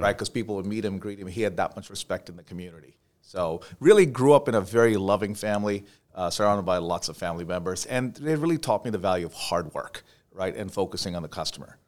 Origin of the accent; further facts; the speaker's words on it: Dubai, United Arab Emirates; moved away; also born or lived in India; I was born in India, um, and grew up in Dubai, uh, United Arab Emirates